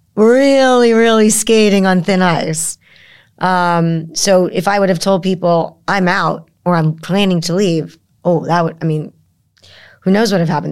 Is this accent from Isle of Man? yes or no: no; United States; I'm an American